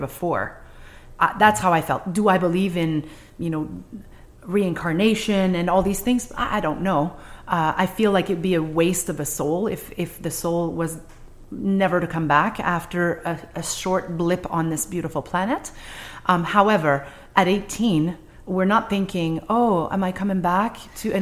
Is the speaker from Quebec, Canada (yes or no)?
yes; Quebec City, Quebec, Canada; first language French; English is a second language; moved away as an adult; also born or lived in Montreal; I come from Quebec City in the 80s.